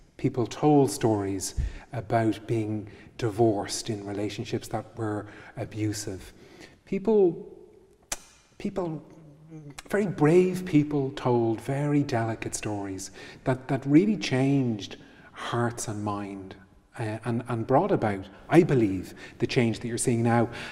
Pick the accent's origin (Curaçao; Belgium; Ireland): Ireland; growing up in Ireland in, in, eh, as a teenager